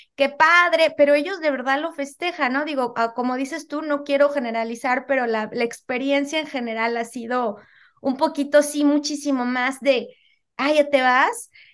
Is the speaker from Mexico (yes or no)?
yes; Mexico City, Mexico; moved away as an adult; now in United States; yo soy originaria de la Ciudad de México